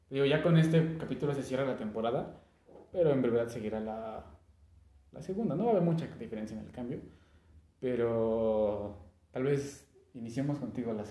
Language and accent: Spanish; Mexico